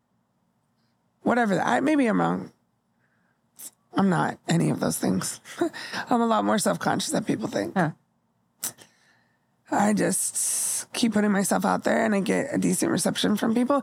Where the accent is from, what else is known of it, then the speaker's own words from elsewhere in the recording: Bay Area / Southern California, United States; when I moved from the Bay Area to Southern California, I was in sixth grade.